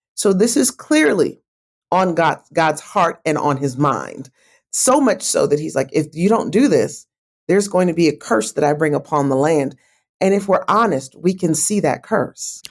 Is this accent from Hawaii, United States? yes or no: no; Kalamazoo, Michigan, United States; now in Atlanta, United States; my hometown of Kalamazoo, Michigan